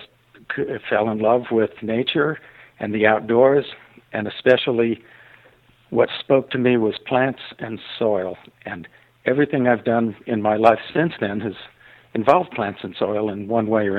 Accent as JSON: {"language": "English", "town": "Los Angeles", "region": "California", "country": "United States", "tie": "born or raised there", "moved": "as an adult", "lives_now": "Ashland, United States", "said": "I grew up in Los Angeles, so I was a completely city boy"}